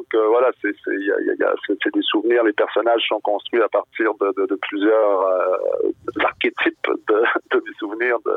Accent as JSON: {"language": "French", "town": "Donnacona", "region": "Quebec", "country": "Canada", "tie": "born or raised there", "also_born_or_lived": "Cap-Santé", "said": "j'ai grandi à Donnacona, Cap Santé, petit village pas loin de Québec"}